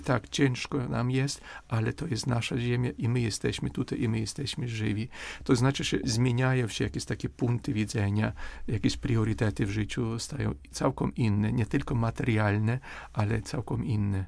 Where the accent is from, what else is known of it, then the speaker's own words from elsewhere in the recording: Ukraine; Polish is a second language; my odczuwamy jako Ukraińcy